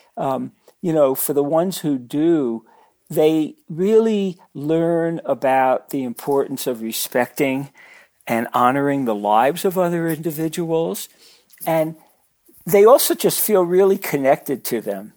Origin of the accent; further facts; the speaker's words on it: New York City, New York, United States; I grew up in Brooklyn